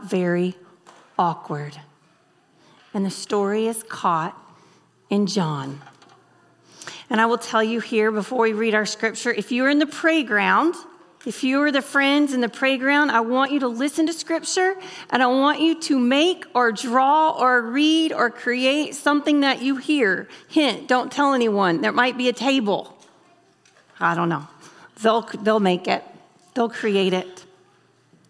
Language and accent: English; the South, United States; moved away as an adult; now in Kentucky, United States; I'm from the South.